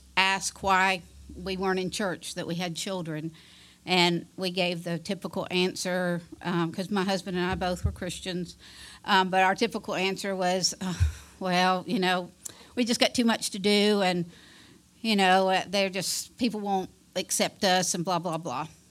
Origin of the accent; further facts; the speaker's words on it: Fairfax, Virginia, United States; moved away as an adult; now in Alabama, United States; I grew up in Fairfax, Virginia